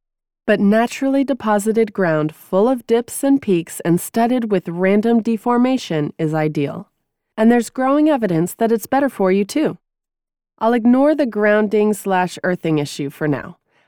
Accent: New England, United States; Growing up in New England, I developed my cross-country running chops actually running across the country surrounding my house.

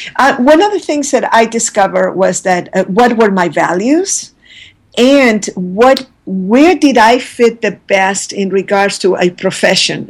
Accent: Santiago, Santiago Metropolitan Region, Chile; moved away; I was born in Santiago, Chile

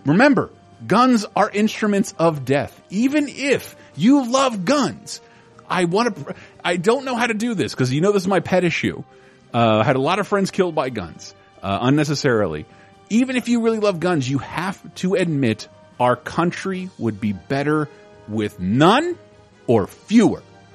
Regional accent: Florida, United States; I'm from Florida

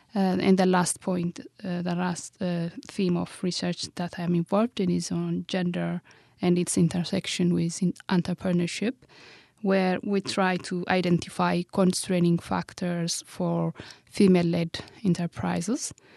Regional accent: Addis Ababa, Ethiopia; moved away as an adult; also born or lived in Sweden; I grew up in Ethiopia, Addis Ababa, the capital city of Ethiopia.

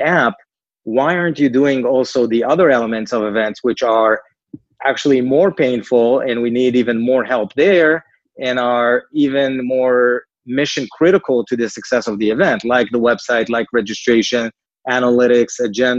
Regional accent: Israel; accent: Israeli; moved away as an adult; now in New York, United States; Originally, we're from Israel. I guess the name and the accent, you probably picked on

